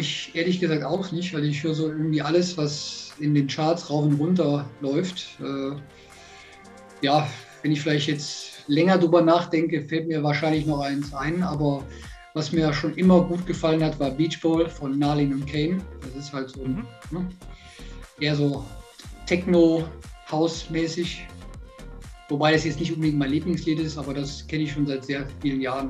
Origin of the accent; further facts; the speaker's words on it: Alsdorf, North Rhine-Westphalia, Germany; now in Ingolstadt, Germany; ich bin ja gebürtig aus der Nähe von Aachen, also aus Alsdorf, äh, dort bin ich ja aufgewachsen